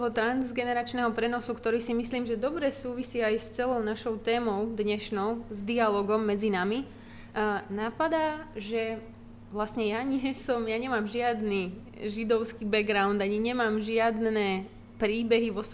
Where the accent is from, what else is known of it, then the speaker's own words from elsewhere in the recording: Slovakia; now in United Kingdom; odkiaľ som, som zo Slovenska